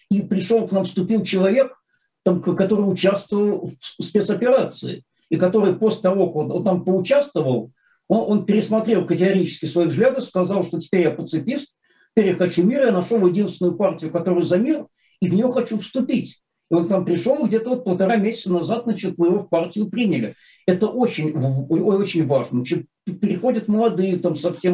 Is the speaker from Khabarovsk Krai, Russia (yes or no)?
no; Saint Petersburg, Russia; как истинный ленинградец